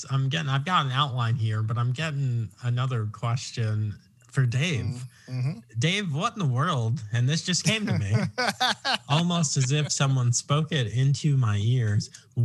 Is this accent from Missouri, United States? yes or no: no; Long Island, New York, United States; now in Virginia, United States; I'm from Long Island, but I claim Virginia now.